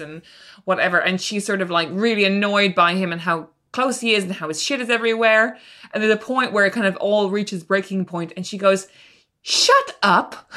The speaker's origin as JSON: {"language": "English", "country": "Ireland", "tie": "born or raised there", "said": "as a teenager who was growing up in Ireland"}